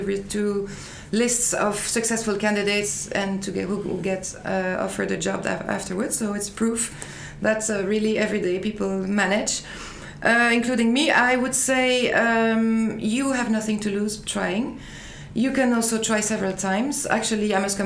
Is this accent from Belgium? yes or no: yes; Liège area, Wallonia, Belgium; moved away as an adult; now in Brussels, Belgium; I'm Belgian. I was born in the area of Liège. That's about 100 kilometers from Brussels. But then I moved to Brussels for work.